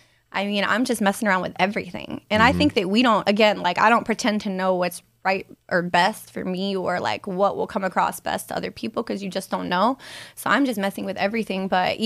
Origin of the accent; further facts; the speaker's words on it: Cincinnati, Ohio, United States; I'm from Cincinnati.